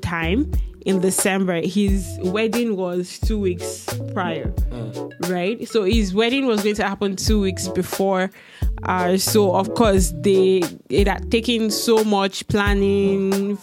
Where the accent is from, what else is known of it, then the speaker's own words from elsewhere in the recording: Ibadan, Oyo, Nigeria; moved away; I'm from Ibadan